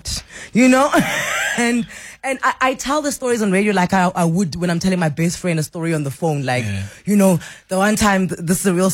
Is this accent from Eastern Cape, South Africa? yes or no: yes; Mthatha, Eastern Cape, South Africa; moved away; Bongani and I are from the same hometown. Mm. We're both from Umtata